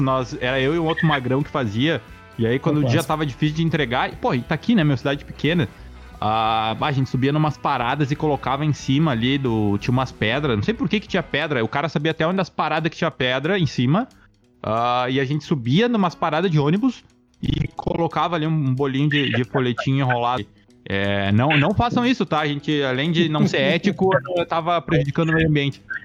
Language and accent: Portuguese; Itaqui, Rio Grande do Sul, Brazil; eu sou do interior, eu sou de Itaqui